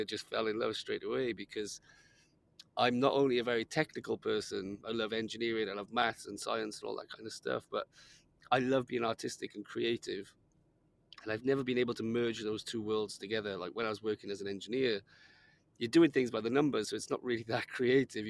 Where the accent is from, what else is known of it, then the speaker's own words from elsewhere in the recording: Wales, United Kingdom; growing up in Wales, which is a pretty dark place